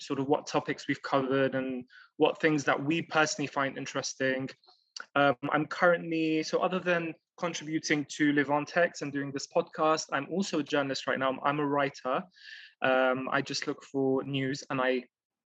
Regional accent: London, United Kingdom; also born or lived in Beirut, Lebanon; I'm Lebanese. I was born and raised in London

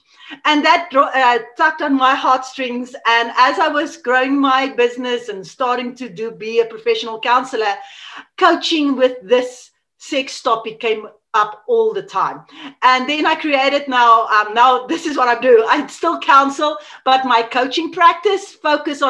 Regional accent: South Africa; first language Afrikaans; English is a second language; I'm from South Africa. And yeah, I grew up here, I live here

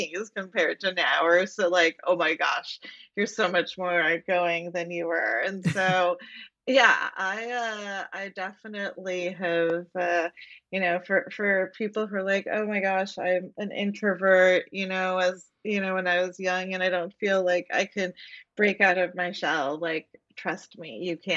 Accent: Florida, United States; also born or lived in Puerto Rico; I grew up in Florida, and public schools in Florida are not that good.

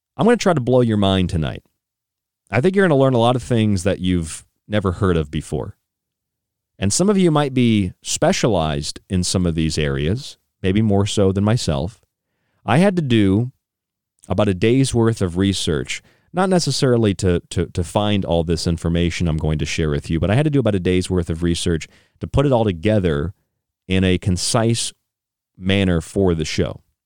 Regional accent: Morgantown, West Virginia, United States; now in New York, United States; I stayed in West Virginia on the way uh, where I grew up in Morgantown for a couple of years

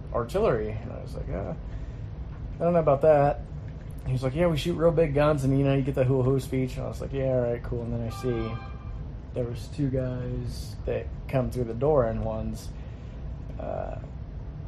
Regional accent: Southern California, United States; moved away; also born or lived in North Carolina; I like swimming growing up in Southern California

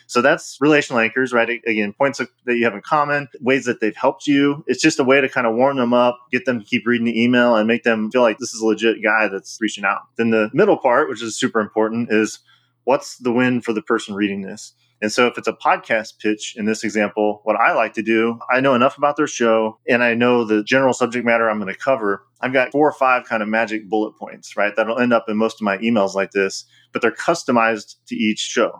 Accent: Illinois, United States; my home state of Illinois

